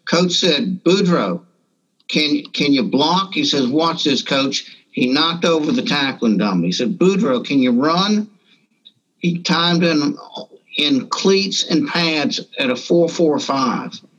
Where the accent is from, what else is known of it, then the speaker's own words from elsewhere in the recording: Morgan City, Louisiana, United States; also born or lived in Deep South; I grew up in a small town south of here called Marvin City